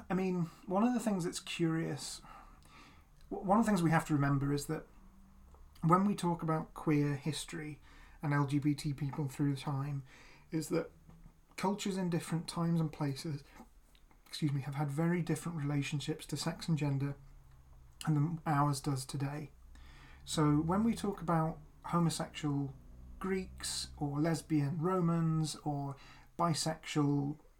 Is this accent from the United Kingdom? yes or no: yes; United Kingdom; So we're both queer, and we're both white and we're both British.